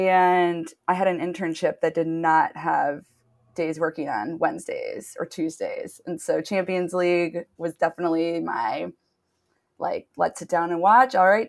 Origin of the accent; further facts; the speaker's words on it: Detroit, Michigan, United States; moved away as an adult; now in Los Angeles, United States; I'm originally from Detroit. And then I've been in LA for 10 years